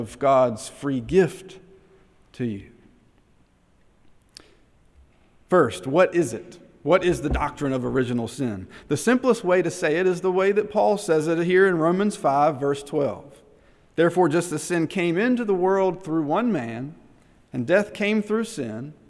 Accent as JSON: {"language": "English", "town": "Henderson", "country": "United States", "tie": "born or raised there", "moved": "yes", "said": "back in Henderson, my hometown"}